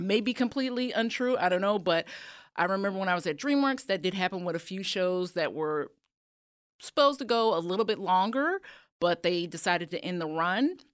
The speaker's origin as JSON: {"language": "English", "town": "Chicago", "region": "Illinois", "country": "United States", "tie": "born or raised there", "moved": "as an adult", "said": "Chicago, born and raised"}